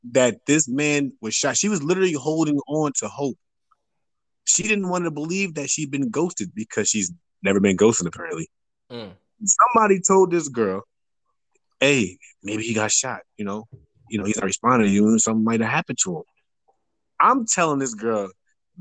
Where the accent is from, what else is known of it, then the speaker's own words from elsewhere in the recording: New Jersey, United States; moved away; also born or lived in Virginia; I'm originally from Jersey